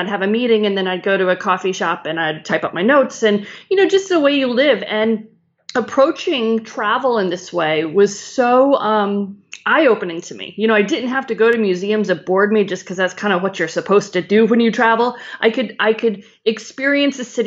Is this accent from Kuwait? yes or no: no; Chicago, Illinois, United States; moved away as an adult; also born or lived in North Carolina; I grew up in Chicago